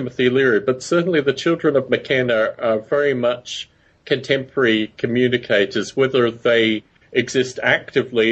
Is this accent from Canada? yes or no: no; Australia; moved away; also born or lived in United Kingdom; growing up in Australia